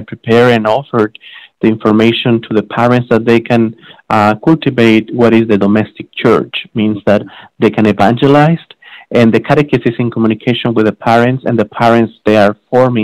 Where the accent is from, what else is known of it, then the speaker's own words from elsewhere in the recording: Mexico; moved away as an adult; also born or lived in San Antonio, Texas, United States; now in Laredo, United States; I'm originally from Mexico, but I came here to the United States in 2009